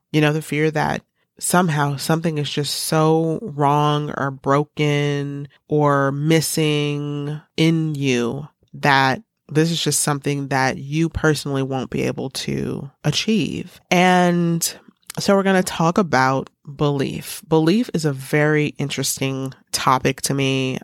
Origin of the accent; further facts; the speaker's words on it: United States; Every morning we stand up in the United States